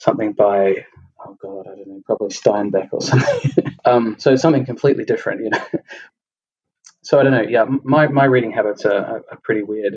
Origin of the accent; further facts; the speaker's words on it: Australia; accent: Australian; from my accent being Australian